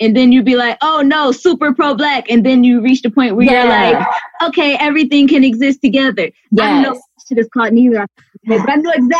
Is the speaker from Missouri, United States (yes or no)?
no; Detroit, Michigan, United States; I'm from Detroit.